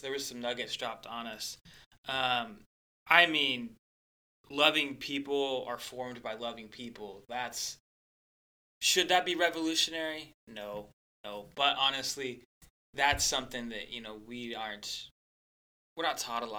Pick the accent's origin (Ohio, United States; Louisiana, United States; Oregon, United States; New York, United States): Oregon, United States; moved away; I'm from Oregon, Jeff, and so I had great community there, and then I moved up here